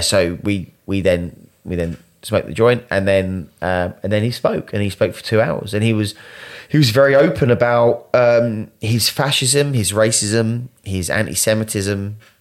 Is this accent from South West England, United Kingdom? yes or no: no; Essex, East of England, United Kingdom; I was born in Essex